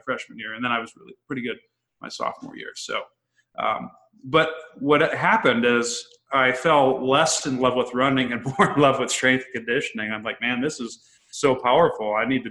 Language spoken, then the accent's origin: English; Illinois, United States; I'm from Illinois originally, a small town.